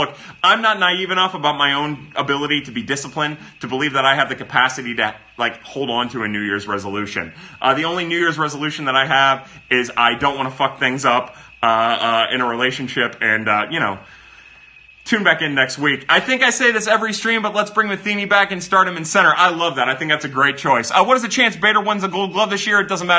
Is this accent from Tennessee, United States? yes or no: yes; Tennessee, United States; I'm from Tennessee, so I'm legally obligated to say y'all instead of you all, Mr. Missouri.